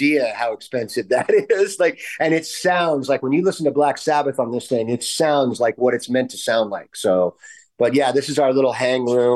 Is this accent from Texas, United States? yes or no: no; California, United States; I'm from California.